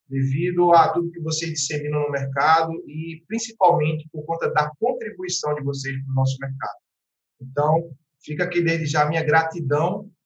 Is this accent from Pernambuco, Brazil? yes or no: yes; Carpina, Pernambuco, Brazil; now in Recife, Brazil; Eu sou do interior de Pernambuco, de uma cidade chamada Carpina, que fica a cerca de 50 quilômetros da capital pernambucana, Recife. E vim para morar em Recife com 11 anos de idade